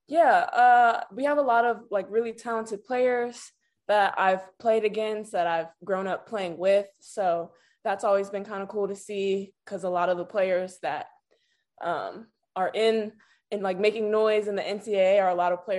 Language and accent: English; Chicago, Illinois, United States; I was born and raised here